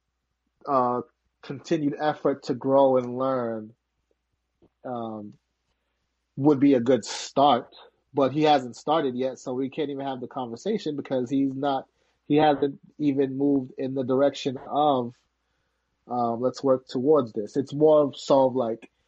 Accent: New York City, New York, United States; I grew up in Harlem

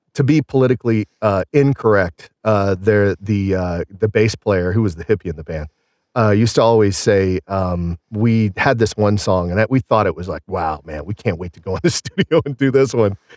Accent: Southern Illinois, United States; accent: Southern; moved away as an adult; also born or lived in Scottsdale, Arizona / Pittsburgh; I grew up in Illinois

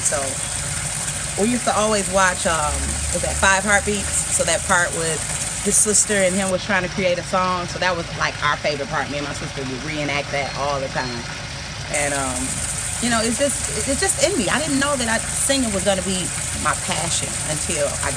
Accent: Detroit, Michigan, United States; moved away; I'm from Detroit, so I got a lot of connects in Detroit

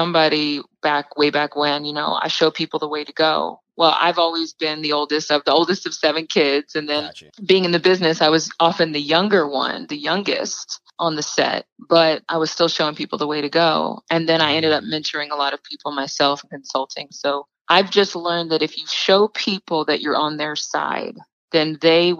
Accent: small town outside of Sacramento, California, United States; moved away as an adult; also born or lived in Los Angeles, California / Dallas, Texas; now in New York, United States; raised in a big family. I'm one of seven kids in a small town outside of Sacramento, California

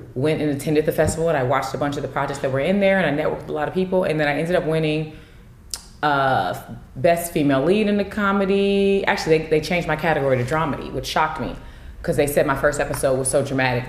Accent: California, United States; I'm from Cali

